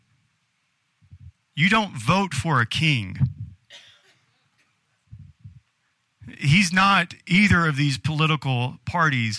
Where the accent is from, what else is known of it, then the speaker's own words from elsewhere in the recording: United States; being an American